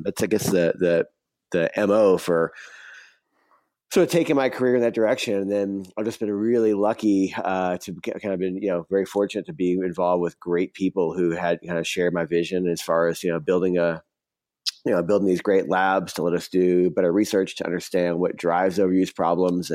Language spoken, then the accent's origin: English; New Orleans, Louisiana, United States; I grew up in New Orleans